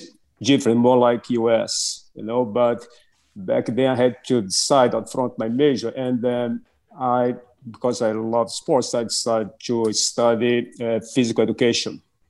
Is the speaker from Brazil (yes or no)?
yes; Brazil; English is a second language; moved away as an adult; now in United States; I was born and raised in Brazil, right? And mm-hmm. I remember growing up in Brazil